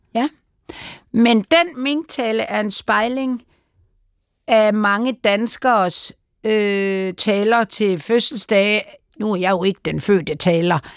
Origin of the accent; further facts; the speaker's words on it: Denmark; vi som danskere